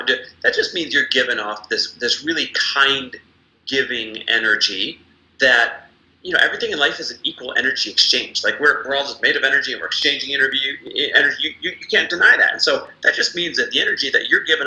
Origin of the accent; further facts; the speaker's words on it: Midwest, United States; I am Midwest born and raised